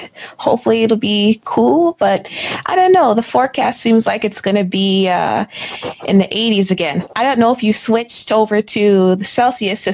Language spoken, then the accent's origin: English; Minnesota, United States; accent: Minnesotan; moved away as an adult; now in Norway; I am from Minnesota